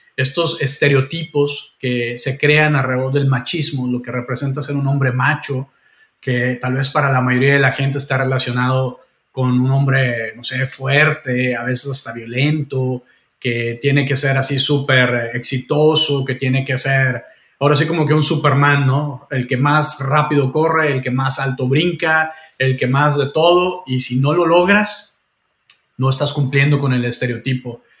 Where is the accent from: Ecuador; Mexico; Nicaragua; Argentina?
Mexico; moved away; also born or lived in Vancouver, Canada; yo tengo eh, doble nacionalidad, soy canadiense también y, mexicano